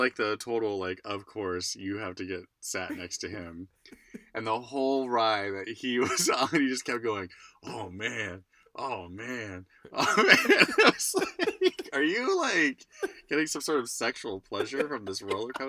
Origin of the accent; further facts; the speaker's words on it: Idaho, United States; We're from Idaho.